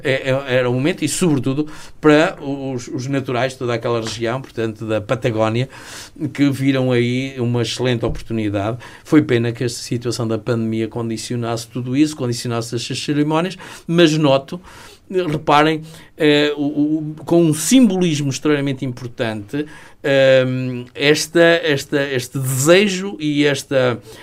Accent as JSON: {"language": "Portuguese", "town": "Sabrosa", "region": "Norte", "country": "Portugal", "tie": "born or raised there", "said": "sou natural de Sabrosa e estudei no externato policial Fernão Magalhães"}